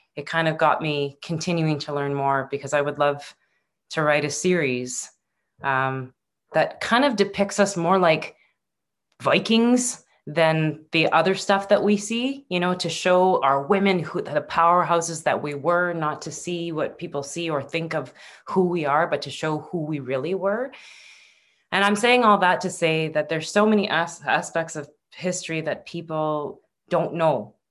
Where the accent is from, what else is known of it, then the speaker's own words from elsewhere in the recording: Northern Ontario, Canada; also born or lived in Vancouver; I was in, from Northern Ontario. I was from the Great Lakes.